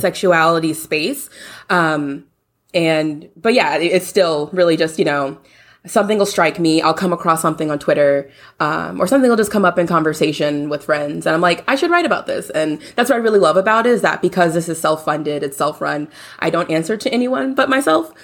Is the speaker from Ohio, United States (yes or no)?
no; Louisiana, United States; now in Houston, United States; I'm from Louisiana, born and raised